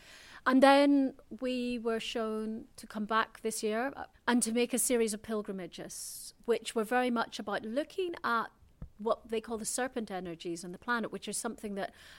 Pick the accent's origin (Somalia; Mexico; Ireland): Ireland; And I should have got sent back to Ireland, my home country, but there were no flights.